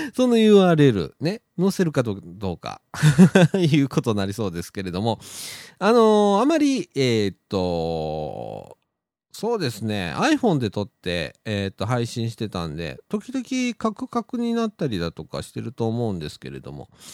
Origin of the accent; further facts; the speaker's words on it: Shirahama, Wakayama, Japan; 白浜はうちの実家